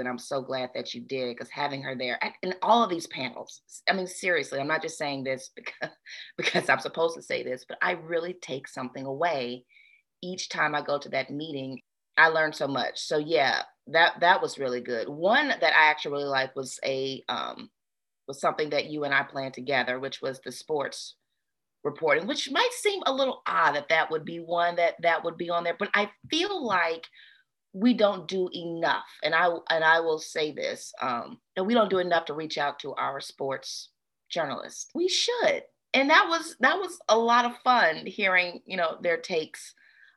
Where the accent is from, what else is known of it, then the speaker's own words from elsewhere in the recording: Memphis, Tennessee, United States; I'm from Memphis. This is home